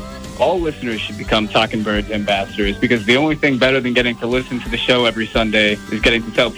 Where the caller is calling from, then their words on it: Colorado Springs, Colorado, United States; I'm calling from Colorado Springs, Colorado.